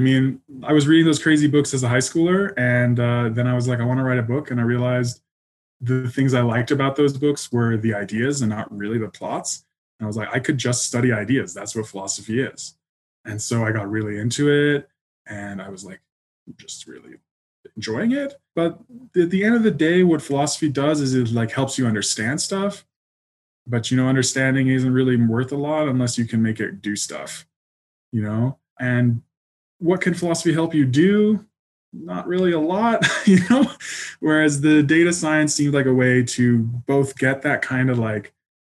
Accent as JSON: {"language": "English", "region": "Colorado", "country": "United States", "tie": "born or raised there", "also_born_or_lived": "England", "said": "I was born in England, but we moved a lot when I was a kid. So probably I really grew up in Colorado. I was there since third grade."}